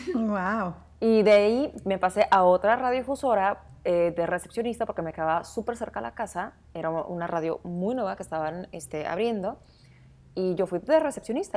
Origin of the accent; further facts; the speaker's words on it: Sonora, Mexico; moved away; como buena sonorense